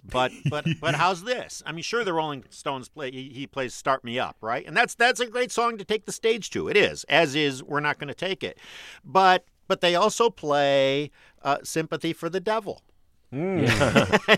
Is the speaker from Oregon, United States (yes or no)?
no; Detroit, Michigan, United States; I am a kid from Detroit